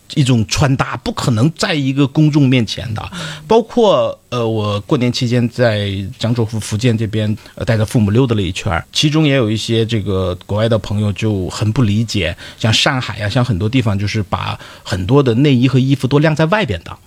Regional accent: Dalian, Liaoning, China; accent: Dalian dialect; 用我们大连话讲

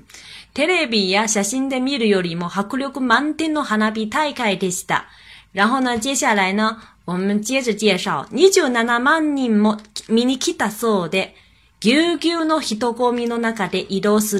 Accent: China; 我们中国人因为对汉语非常的熟悉，非常的熟悉

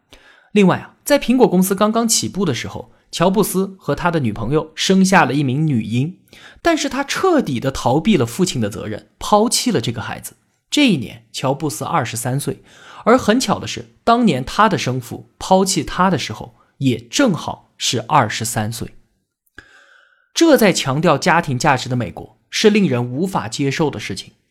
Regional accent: China; 但是长年以来，他都是我们中国人所热议的话题。

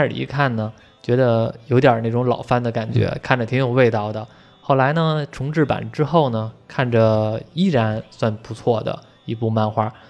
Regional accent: China; 像比如说我们中国人民都知道的《铁臂阿童木》。

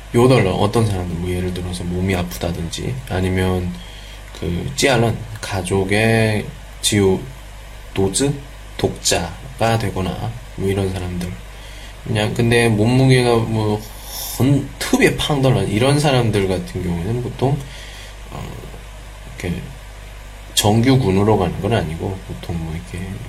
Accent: South Korea

